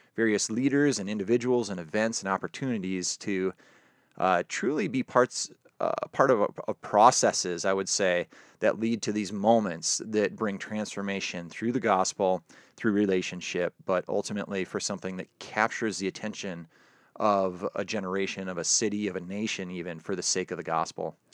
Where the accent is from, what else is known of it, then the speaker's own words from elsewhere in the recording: South Dakota, United States; moved away; born and raised in South Dakota